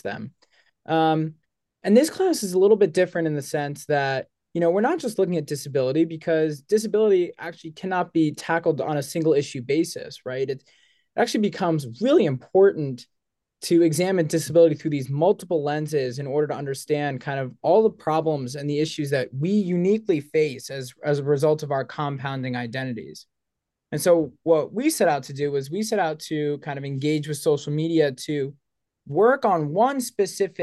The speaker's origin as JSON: {"language": "English", "town": "Boston", "region": "Massachusetts", "country": "United States", "moved": "yes", "lives_now": "Ithaca, United States", "said": "I'm a junior in the ILR school here at Cornell from Boston, Massachusetts."}